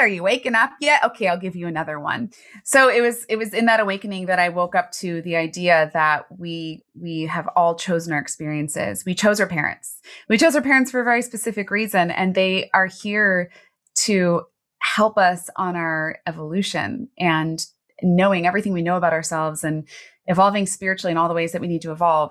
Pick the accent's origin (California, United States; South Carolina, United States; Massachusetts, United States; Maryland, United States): Maryland, United States; Baltimore; I grew up in Baltimore City, which was a very scary place in the eighties and nineties.